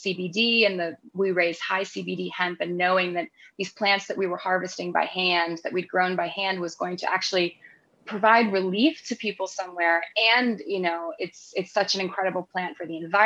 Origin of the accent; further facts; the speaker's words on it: North Carolina, United States; moved away as an adult; also born or lived in London, United Kingdom; I was born in North Carolina and I grew up on our farm, but I was living in the United Kingdom. I had been living there for, 12 or 13 years at that point.